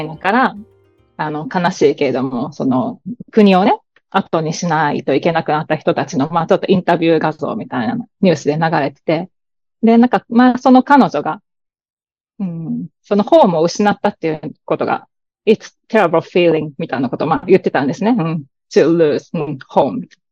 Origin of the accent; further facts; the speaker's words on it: Kobe, Hyogo, Japan; now in New York, United States; 夫も私も同じ神戸市の出身